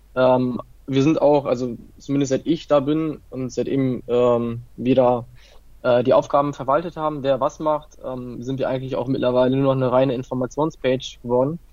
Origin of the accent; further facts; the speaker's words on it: Italy; ich bin Italiener